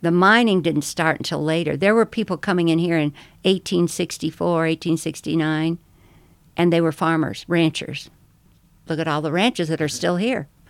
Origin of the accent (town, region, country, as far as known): Buena Vista, Colorado, United States; born or raised there; also born or lived in Fort Dodge, Iowa